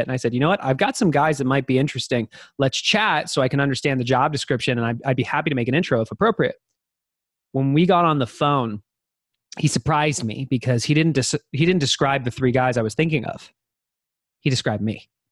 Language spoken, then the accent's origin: English; Denver, Colorado, United States; now in Austin, United States; I was born in Denver and, uh, grew up going to the mountains with my family